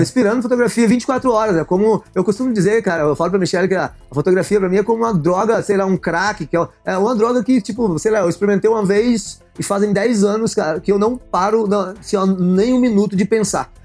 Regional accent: interior of Goiás, Brazil; moved away as an adult; also born or lived in São Paulo; now in England; sou do interior de Goiás

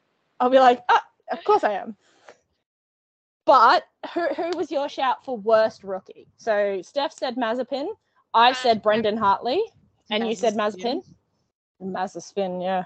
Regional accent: New Zealand; I say this as a Kiwi

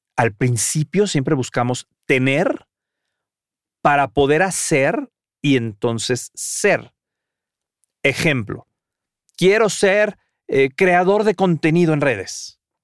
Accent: Mexico; siendo mexicano jamás haya visto a los voladores de Papantla en vivo

